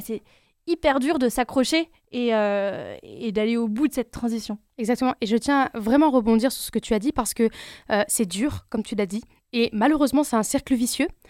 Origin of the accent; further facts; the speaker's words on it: France; je suis algérienne turque d'origine, née en France